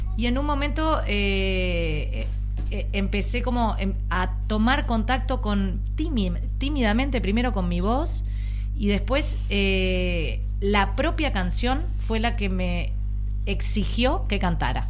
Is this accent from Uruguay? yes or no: yes; Uruguay; Soy uruguaya